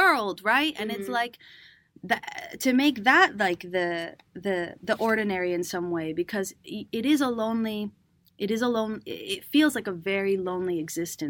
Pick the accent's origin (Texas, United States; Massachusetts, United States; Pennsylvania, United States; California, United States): Massachusetts, United States; Cambridge; also born or lived in Venezuela; now in New York, United States; growing up in Cambridge